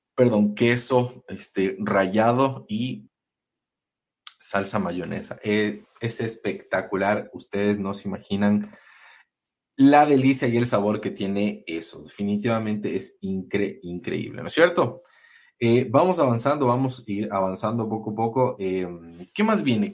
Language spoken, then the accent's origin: Spanish; Quito, Pichincha, Ecuador; como quiteños y como gente de la sierra